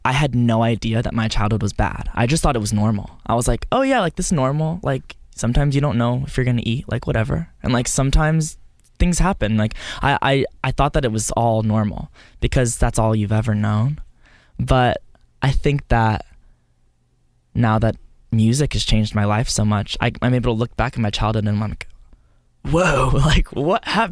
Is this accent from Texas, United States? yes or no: yes; Texas, United States; I grew up in Texas